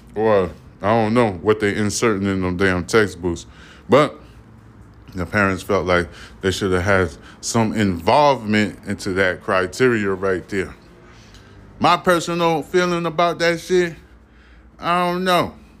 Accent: New York City, New York, United States; I'm a New Yorker

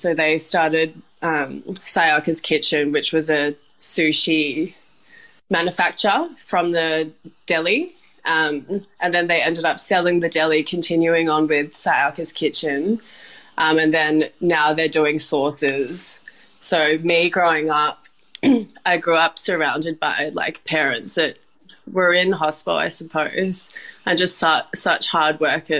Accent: Perth, Western Australia, Australia; So I grew up in Perth, and my mum had immigrated from Japan, and my dad was working as a truck driver at the time.

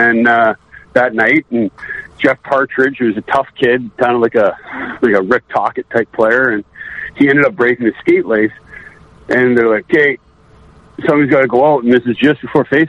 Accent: Red Deer, Alberta, Canada; also born or lived in Montreal / Sarnia; Well, I was born in Montreal in 75, and then basically we moved to Sarnia, and I started playing hockey in Sarnia for 2 years, and then we moved to Red Deer in 1980, and then I grew up for my formative years in Red D

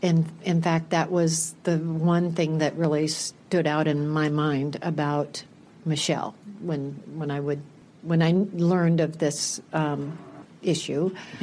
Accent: Cedar Rapids, Iowa, United States; Cedar Rapids, Iowa.

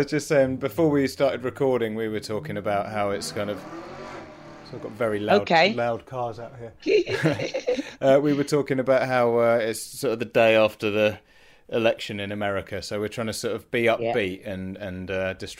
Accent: Leicester, East Midlands, United Kingdom; I grew up in Leicester

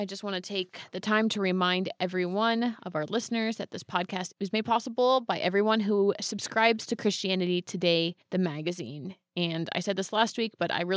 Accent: Bay Area, California, United States; moved away; I'm from the Bay Area

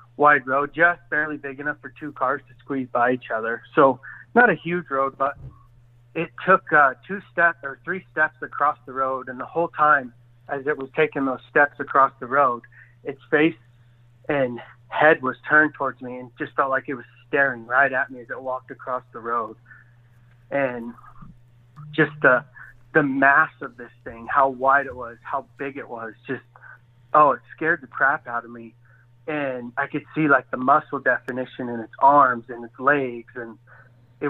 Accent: Washington, United States; growing up in Washington State

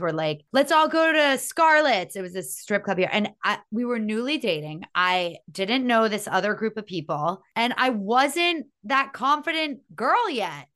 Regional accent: Miami, Florida, United States; growing up in Miami

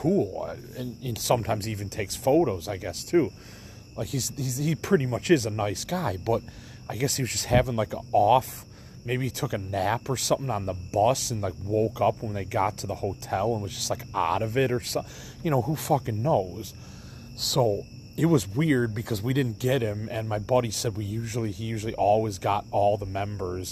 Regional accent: Elmhurst, Illinois, United States; I'm from Elmhurst

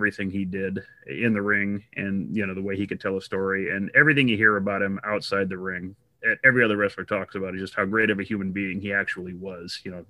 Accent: Texas, United States; He was a guy I grew up watching. Yeah, growing up in Texas, seeing him in Mid-South wrestling

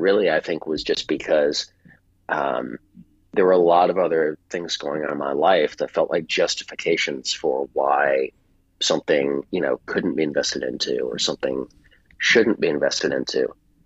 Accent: Virginia, United States; I left Virginia, and because that's my home state, home area

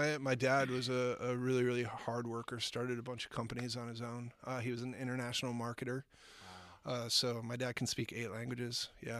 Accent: Eden Prairie, Minnesota, United States; I grew up in a little place called Eden Prairie, Minnesota.

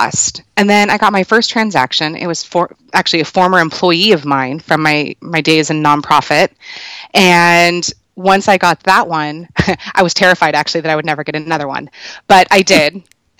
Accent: Culver City, California, United States; now in Vista, United States; I'm originally from Los Angeles, from Culver City, California. Now I live down in North County, San Diego, in Vista.

